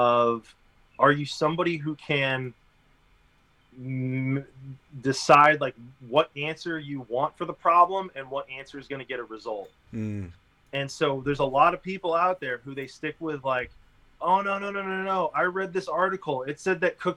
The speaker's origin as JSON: {"language": "English", "region": "Connecticut", "country": "United States", "tie": "born or raised there", "moved": "yes", "lives_now": "Austin, United States", "said": "I grew up in Connecticut"}